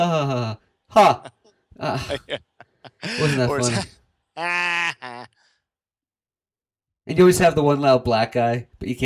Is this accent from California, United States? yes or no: no; Doylestown, Pennsylvania, United States; I'm from Doylestown, Pennsylvania